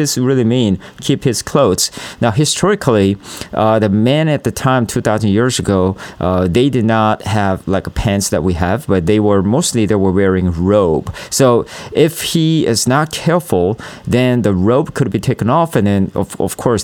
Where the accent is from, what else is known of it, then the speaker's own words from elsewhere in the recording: South Korea; I'm from South Korea